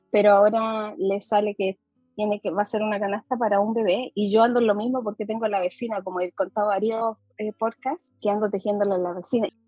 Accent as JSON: {"language": "Spanish", "country": "Chile", "accent": "Chilean", "said": "Para mí que yo vivo en el extranjero, las personas de aquí sienten que tengo un acento chileno, pero cuando yo voy a Chile me dicen que yo no soy de ahí porque tengo acento como mezclado."}